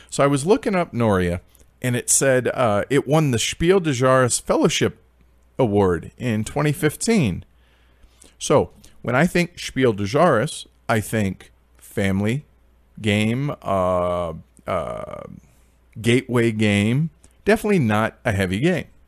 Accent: United States; being American

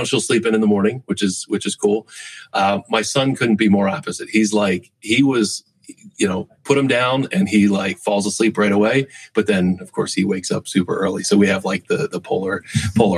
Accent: Berks and Montgomery counties, Pennsylvania, United States; I grew up in Berks and Montgomery counties

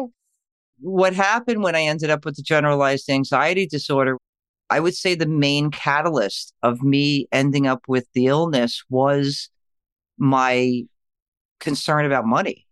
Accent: New York, United States; I am from New York

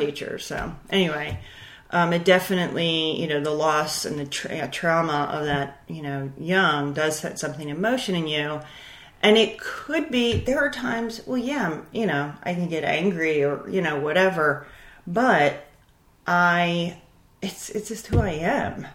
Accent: Baltimore, Maryland, United States; born and raised in Baltimore, Maryland

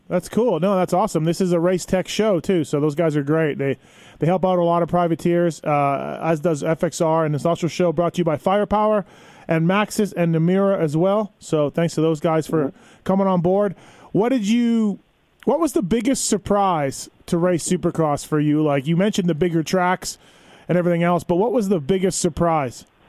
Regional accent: Canada; moved away as an adult; now in United States; I'm Canadian, so I'm not American.

